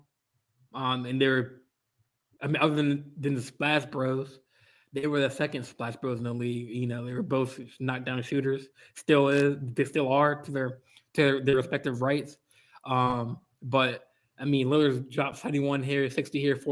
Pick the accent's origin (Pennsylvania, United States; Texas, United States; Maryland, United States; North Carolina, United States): Maryland, United States; also born or lived in Vallejo, California; born and raised in Maryland